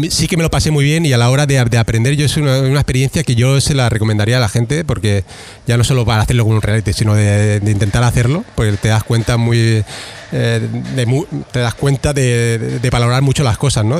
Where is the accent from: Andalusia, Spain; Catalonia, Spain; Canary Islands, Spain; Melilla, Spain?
Catalonia, Spain; Barcelona; yo soy de Barcelona